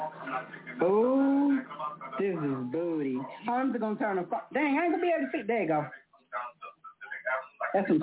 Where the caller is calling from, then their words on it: Wisconsin, United States; I'm calling from Wisconsin, still representing